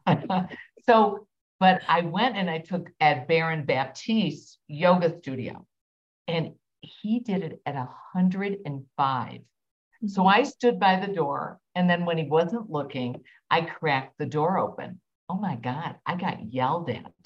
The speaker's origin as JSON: {"language": "English", "region": "Midwest", "country": "United States", "said": "I'm obviously from the Midwest"}